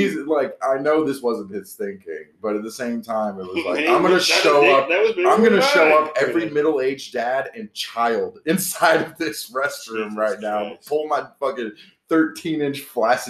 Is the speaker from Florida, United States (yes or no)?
yes; Orlando, Florida, United States; grew up in Orlando. In the tourist district